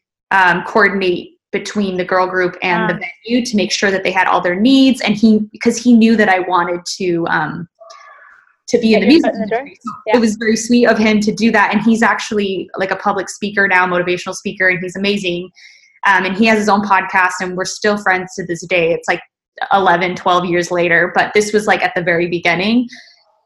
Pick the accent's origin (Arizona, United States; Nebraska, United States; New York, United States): Arizona, United States; moved away as an adult; also born or lived in Los Angeles; I grew up in Arizona